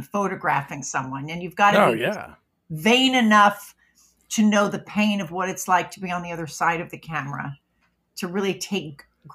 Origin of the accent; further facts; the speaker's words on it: Los Angeles, California, United States; also born or lived in Bethpage, Long Island, New York; my mom and dad moved to Los Angeles when I was six. So I basically, from 6 years old on up, was raised in Los Angeles